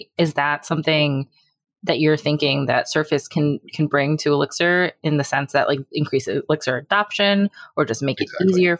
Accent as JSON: {"language": "English", "country": "United States", "said": "I am also in a conundrum as an American."}